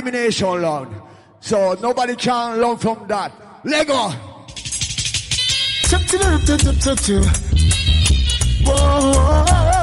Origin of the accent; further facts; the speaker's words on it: Jamaica; I come from Jamaica